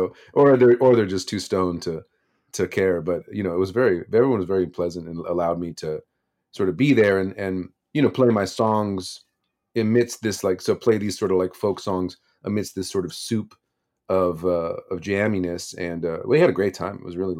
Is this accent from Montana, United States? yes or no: no; Los Angeles, California, United States; also born or lived in Santa Cruz; I was born in Los Angeles. I lived there as a kid, and then when I was 18, I moved up to Santa Cruz. I lived there for about 6 years or so.